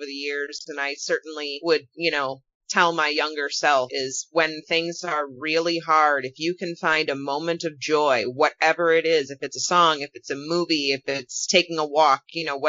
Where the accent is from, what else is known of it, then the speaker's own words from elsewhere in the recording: Wisconsin, United States; also born or lived in Las Vegas; now in Minnesota, United States; I grew up in Wisconsin, I live in Minnesota, but I lived in Las Vegas for a couple of years